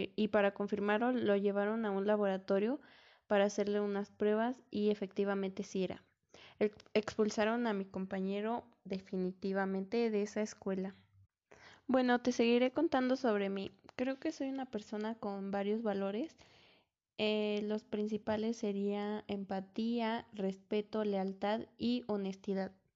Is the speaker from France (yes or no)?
no; Melchor Ocampo, State of Mexico, Mexico; Yo soy del Estado de México y actualmente vivo en un municipio que se llama Melchor Ocampo